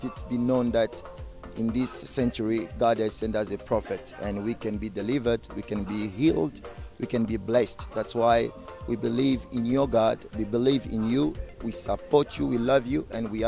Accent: Paris, Île-de-France, France; so I'm coming from France. So in Paris, we are delighted to come to touch down for the very first time in Malawi.

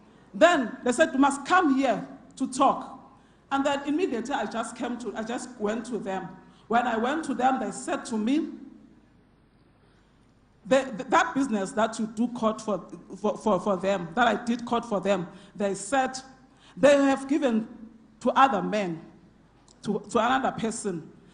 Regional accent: Carletonville, Gauteng, South Africa; I come from Carltonville.

